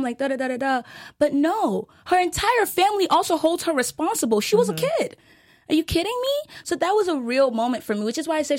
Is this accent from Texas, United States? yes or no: yes; Texas, United States; I'm from Texas